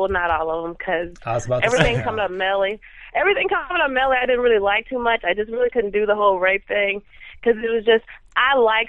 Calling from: Houston, Texas, United States; Houston, Texas.

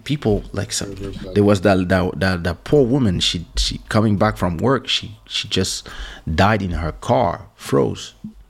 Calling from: Florida, United States; I'm watching from Florida. It's extremely cold and it's 7:52 p.m.

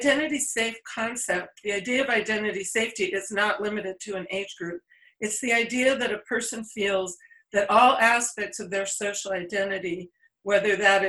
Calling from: California, United States; I'm speaking from California, from the San Francisco Bay Area, where it's rainy one day and sunny the next.

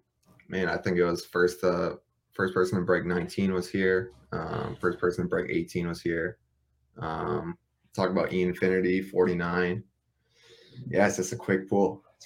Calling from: Minneapolis, Minnesota, United States; From Minneapolis, Minnesota.

